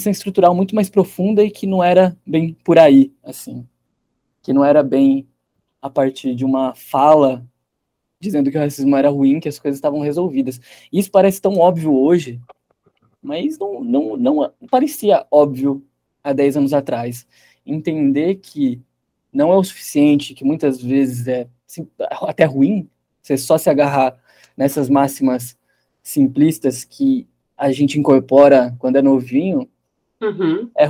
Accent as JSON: {"language": "Portuguese", "town": "Piracicaba", "region": "São Paulo", "country": "Brazil", "tie": "born or raised there", "said": "É, é interessante, porque eu cresci em Piracicaba"}